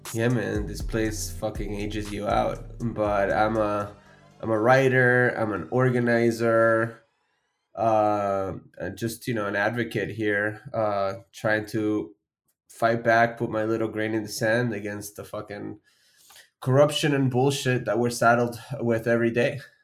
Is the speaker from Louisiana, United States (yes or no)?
no; Florida, United States; also born or lived in Argentina; I first came to Florida back in 2001. I mean, I was a child